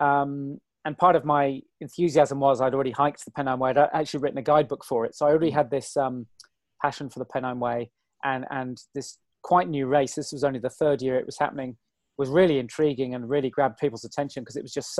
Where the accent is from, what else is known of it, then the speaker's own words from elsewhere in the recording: the Cotswolds, South West England, United Kingdom; It's where I grew up in the Cotswolds and live at the bottom of the Cotswolds again now.